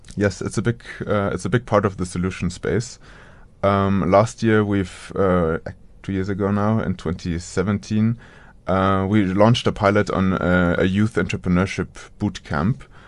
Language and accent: English; Munich, Bavaria, Germany; moved away; also born or lived in United States; around Munich, so in a suburb of Munich